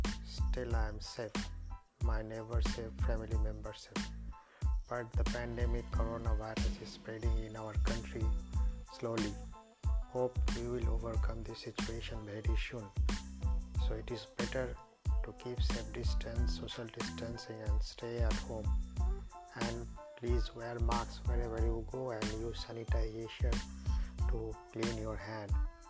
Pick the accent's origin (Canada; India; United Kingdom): India; from India.